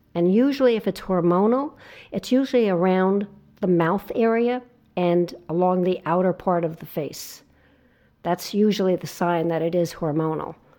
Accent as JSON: {"language": "English", "region": "New Jersey shore", "country": "United States", "tie": "born or raised there", "said": "I grew up on the New Jersey shore"}